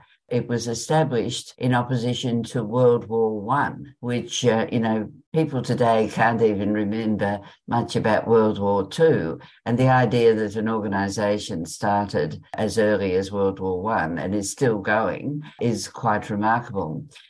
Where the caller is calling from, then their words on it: Richmond, Tasmania, Australia; I'm ringing in from Richmond, Tasmania, Tongalonga country.